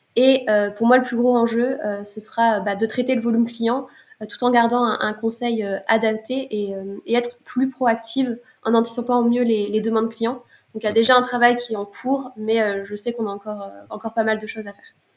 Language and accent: French; Lille, Hauts-de-France, France; moved away as an adult; now in Montpellier, France; je suis originaire de Lille et euh, j'habite depuis euh, un an et demi à Montpellier.